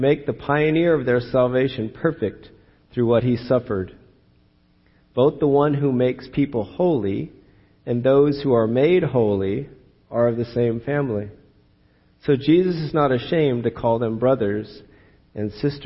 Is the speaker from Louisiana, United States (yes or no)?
no; California, United States; I'm born and raised in California